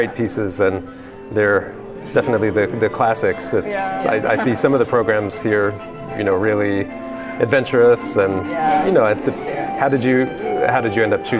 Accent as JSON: {"language": "English", "town": "Lexington", "region": "Kentucky", "country": "United States", "tie": "born or raised there", "said": "I grew up in Lexington, not far away"}